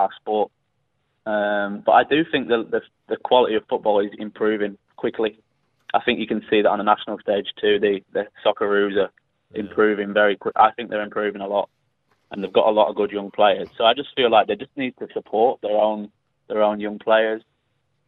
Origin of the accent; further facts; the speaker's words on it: Manchester, North West England, United Kingdom; moved away as an adult; now in Adelaide, Australia; I'm from Manchester